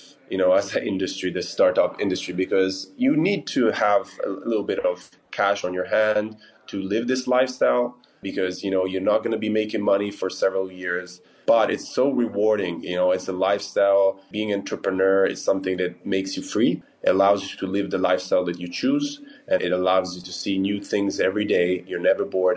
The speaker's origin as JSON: {"language": "English", "town": "Milan", "region": "Lombardy", "country": "Italy", "said": "my company is based in Lugano and Milan, and I'm from Milan"}